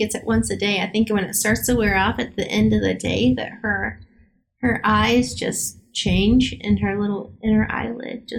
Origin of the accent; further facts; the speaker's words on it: Kansas, United States; we're from Kansas.